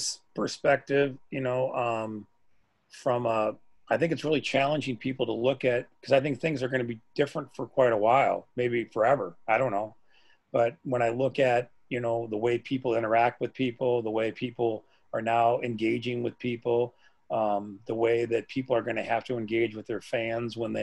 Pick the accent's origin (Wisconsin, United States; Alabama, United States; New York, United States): Wisconsin, United States; my hometown called Jones's.